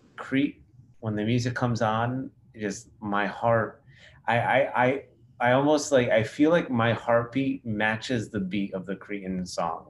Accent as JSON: {"language": "English", "country": "Cyprus", "said": "I'm from Cyprus"}